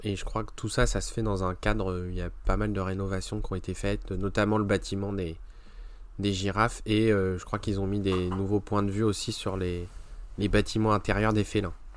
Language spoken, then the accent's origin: French; France; chez nous en France